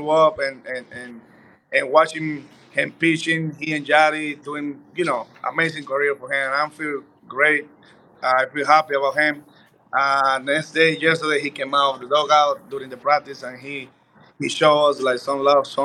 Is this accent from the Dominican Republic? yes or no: yes; Dominican Republic; born or raised there; moved away